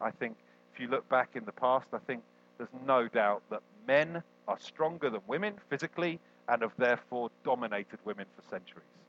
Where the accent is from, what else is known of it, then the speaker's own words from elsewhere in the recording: United Kingdom; We're also British.